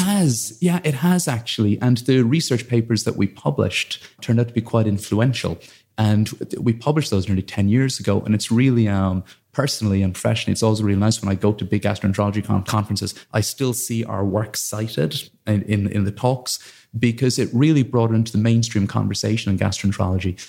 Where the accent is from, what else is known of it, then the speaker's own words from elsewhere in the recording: Blarney, Munster, Ireland; moved away; as a kid, I grew up in Ireland in a little village called Blarney